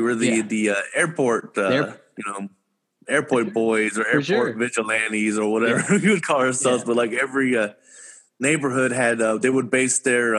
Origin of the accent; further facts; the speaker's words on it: Houston, Texas, United States; also born or lived in Humble, Texas; And I actually grew up in Houston. I grew up in Denver Harbor.